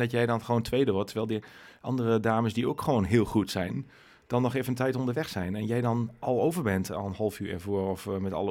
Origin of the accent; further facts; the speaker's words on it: Nijeveen, Drenthe, Netherlands; uit Nijenveen.